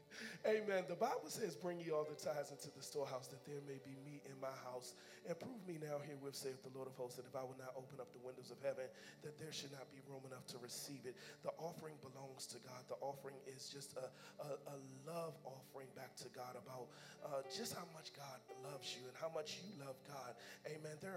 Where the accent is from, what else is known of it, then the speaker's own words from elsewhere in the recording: Kentland, Maryland, United States; I grew up in Kentland